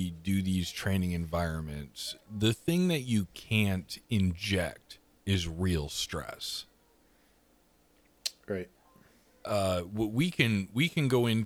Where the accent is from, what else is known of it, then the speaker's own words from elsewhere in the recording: Canada; Also, we're Canadian, in case that matters to anyone.